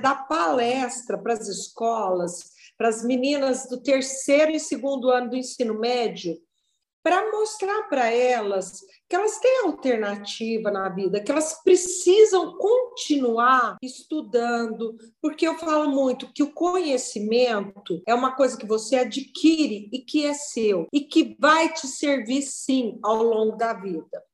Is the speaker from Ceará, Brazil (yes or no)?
no; Franca, São Paulo, Brazil; also born or lived in Ribeirão Preto; eu brinco que eu só nasci lá, porque a minha mãe, a família dela é de Ribeirão, e a, e a mãe dela morava em Ribeirão Preto. É, meu pai é da primeira turma de medicina, da Faculdade de Medicina de Ribeirão Preto. Eles se casaram, mudaram para Franca, e aí ela teve os filhos lá, mas eu me sinto muito mais francana que ribeirão pretana